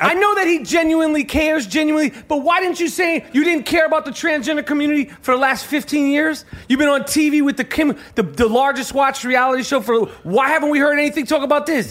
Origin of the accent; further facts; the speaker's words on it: New York City, New York, United States; We grew up in New York City in the seventies and eighties